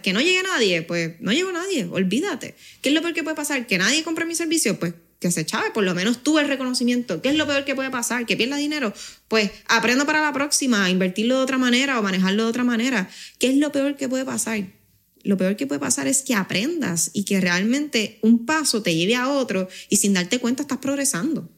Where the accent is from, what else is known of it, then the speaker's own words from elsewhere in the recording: Puerto Rico; accent: boricua; also born or lived in Spain / Tenerife / Madrid / Badajoz; el haber tenido cierta parte de mi niñez allá y mi adolescencia en Puerto Rico